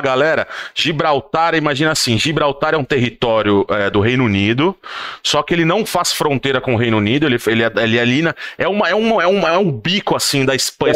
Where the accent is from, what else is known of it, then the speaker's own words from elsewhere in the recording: São Paulo, Brazil; moved away as an adult; now in Lucca, Italy; a gente cresceu lá no nosso bairro em São Paulo, no Butantan